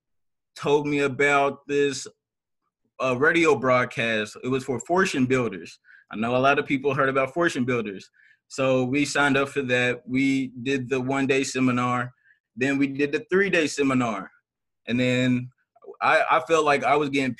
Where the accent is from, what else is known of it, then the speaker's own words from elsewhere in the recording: Louisville, Kentucky, United States; also born or lived in Washington, D.C.; I was born in Washington, D.C., but I was raised in Louisville, Kentucky